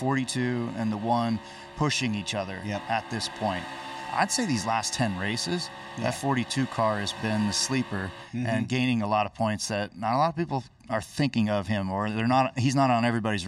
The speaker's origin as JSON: {"language": "English", "town": "Las Vegas", "region": "Nevada", "country": "United States", "tie": "born or raised there", "said": "here in my hometown"}